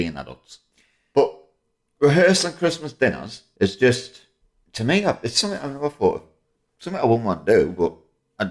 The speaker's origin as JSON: {"language": "English", "region": "England", "country": "United Kingdom", "said": "I'm English"}